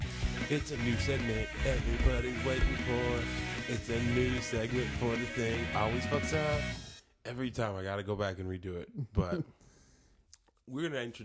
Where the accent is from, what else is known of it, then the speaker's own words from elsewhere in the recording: Rancho Cordova, California, United States; I'm originally, I'm not from Rancho, but I grew up in Rancho, which is a suburb of Sacramento